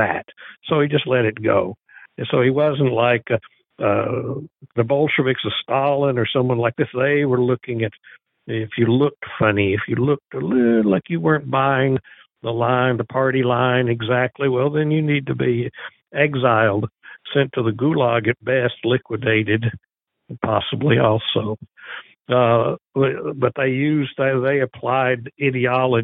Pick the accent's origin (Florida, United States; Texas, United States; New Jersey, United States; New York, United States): Texas, United States; We're Texans first.